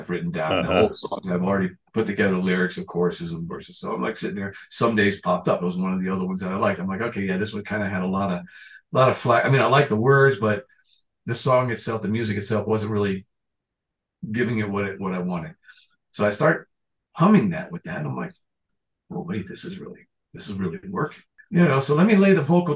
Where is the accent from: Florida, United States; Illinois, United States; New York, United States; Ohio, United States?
Florida, United States; I'm from Florida.